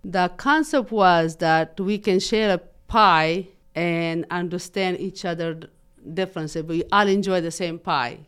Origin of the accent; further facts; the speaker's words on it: Afghanistan; English is a second language; also born or lived in Pakistan; now in Muncie, United States; Originally, I'm born in Afghanistan, and then I was forced to refugee camp in Pakistan. I lived in Pakistan for six years